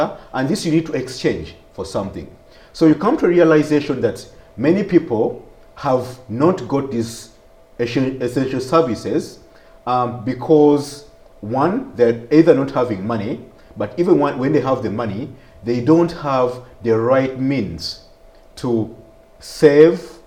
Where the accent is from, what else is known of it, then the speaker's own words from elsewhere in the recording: Masaka, Central Region, Uganda; also born or lived in Brussels, Belgium; I was born in Masaka.